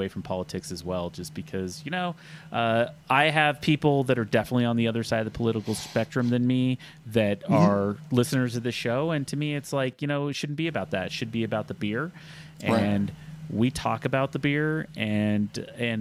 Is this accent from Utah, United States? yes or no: yes; southeastern Utah, United States; moved away; my hometown, which is a small town in southeastern Utah